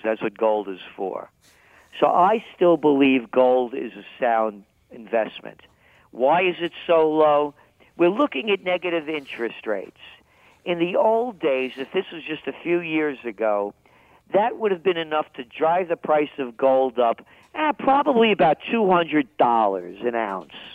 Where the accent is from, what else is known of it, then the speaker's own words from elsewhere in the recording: New York, United States; accent: New York; I'm a New Yorker, in case you couldn't tell by the accent